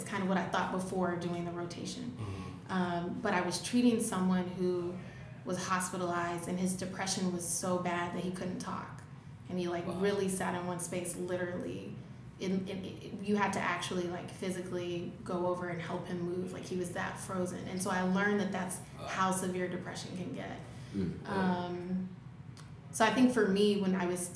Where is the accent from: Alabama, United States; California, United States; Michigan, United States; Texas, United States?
Alabama, United States; moved away; I grew up in Alabama, if you can hear the accent. It's still there.